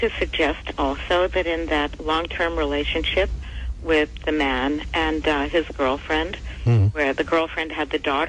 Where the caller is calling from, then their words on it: New York City, New York, United States; I'm calling from the Bronx.